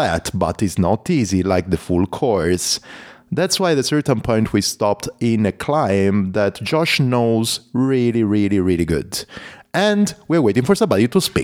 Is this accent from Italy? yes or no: yes; Italy; accent: Italian; English is a second language; My Italian accent